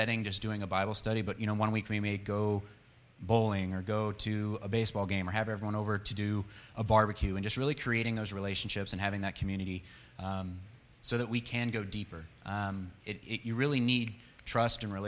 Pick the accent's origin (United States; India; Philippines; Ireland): United States; San Diego, California; moved away as an adult; also born or lived in Longview, Texas; now in Texas, United States; We grew up in San Diego, and that's where I met Kayla in high school